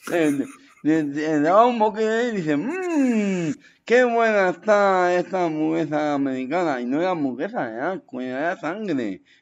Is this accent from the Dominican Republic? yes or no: no; Torrejón de Ardoz, Community of Madrid, Spain; now in Meco, Spain; me he ido a vivir a, la zona de Meco, ahora mismo. Pero, yo he vivido toda mi vida, yo, yo soy de Torrejón 2. dos.